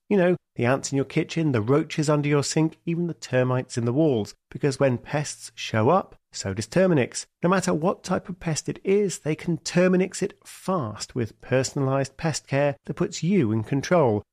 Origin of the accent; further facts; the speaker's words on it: United Kingdom; also born or lived in Washington, D.C.; I'm British